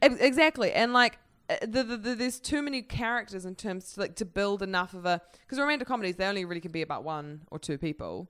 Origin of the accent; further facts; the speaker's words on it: New Zealand; I'm from New Zealand.